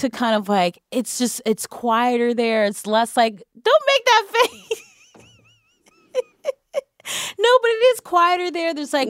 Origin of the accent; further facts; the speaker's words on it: Cleveland, Ohio, United States; Yes, I'm from Ohio, Cleveland.